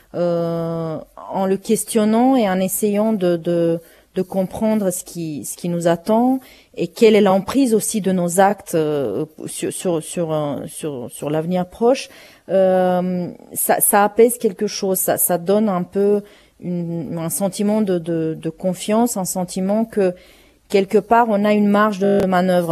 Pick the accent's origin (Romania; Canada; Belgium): Romania; first language Romanian; French is a second language; now in France; je vienne du pays où il a vécu ça